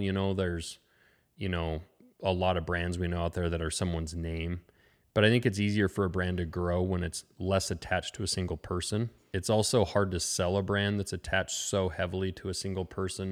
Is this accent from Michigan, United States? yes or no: no; Lincoln, Montana, United States; also born or lived in Frenchtown, Montana; I grew up actually in Lincoln, which is about two hours east of here, a small town, uh, kinda on the edge of the Bob Marshall Wilderness